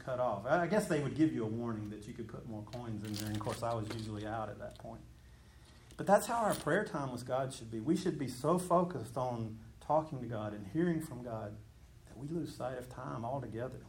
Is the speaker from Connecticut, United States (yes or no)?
no; Georgia, United States; I grew up in Mayberry, even though it was Georgia. I grew up in a Mayberry kind of a place.